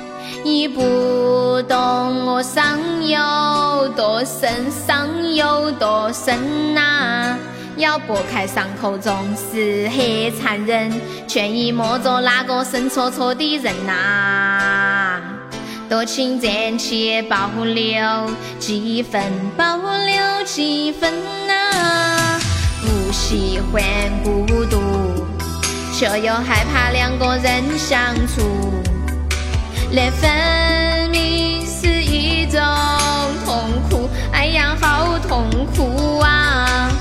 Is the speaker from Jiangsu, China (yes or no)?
no; Sichuan, China; accent: Sichuan-accented Mandarin (川普); 听了我的川普